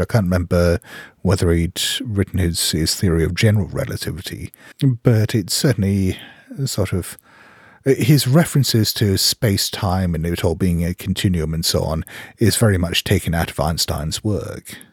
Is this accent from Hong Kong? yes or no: yes; Hong Kong; also born or lived in Geneva, Switzerland; When I was a kid, Hong Kong was like one big building site